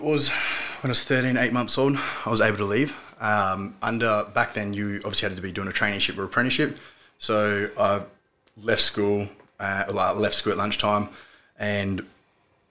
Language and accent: English; Manjimup, Western Australia, Australia; I grew up in Manjimup, 2 hours away from here, where we are